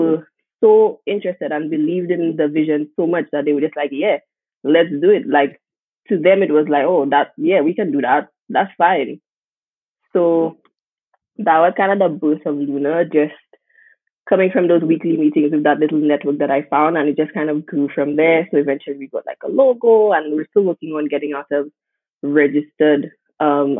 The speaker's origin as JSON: {"language": "English", "country": "St. Lucia", "tie": "born or raised there", "also_born_or_lived": "United Kingdom", "moved": "as an adult", "said": "growing up in the Caribbean"}